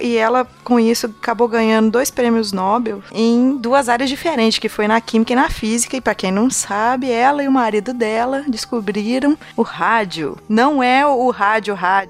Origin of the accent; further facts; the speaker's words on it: Minas Gerais, Brazil; Eu sou de Minas